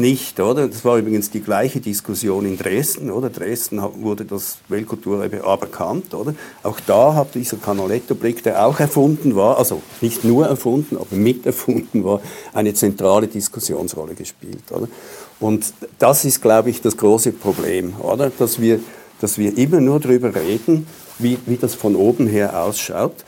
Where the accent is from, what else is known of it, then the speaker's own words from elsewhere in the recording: Switzerland; als Schweizer